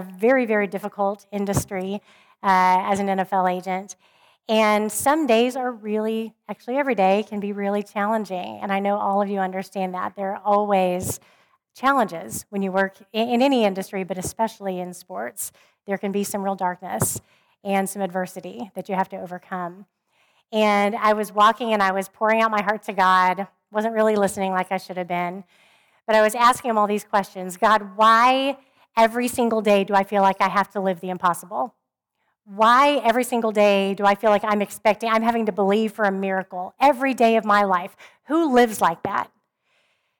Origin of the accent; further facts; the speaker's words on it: Oklahoma, United States; I grew up in Oklahoma, where everybody called themselves a Christian